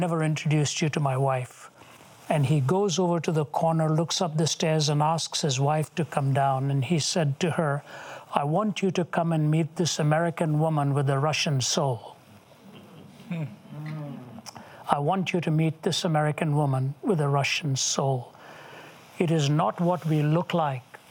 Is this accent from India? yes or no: yes; India; I don't see myself as an Indian anymore. I see myself as a child of God who happened to be given the privilege of a birth in Indian skin